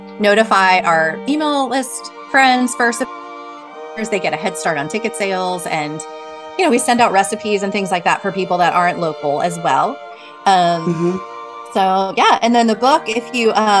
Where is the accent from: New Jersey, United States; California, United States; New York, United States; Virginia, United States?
New Jersey, United States; Madison; now in Tennessee, United States; the town I grew up in Madison, New Jersey